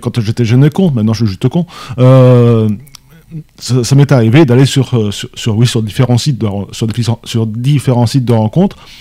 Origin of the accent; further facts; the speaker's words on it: France; nous Français